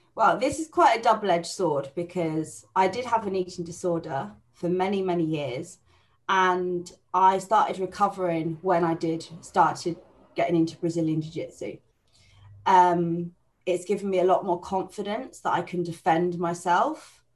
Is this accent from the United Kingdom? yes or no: yes; Buckinghamshire, South East England, United Kingdom; I'm from Buckinghamshire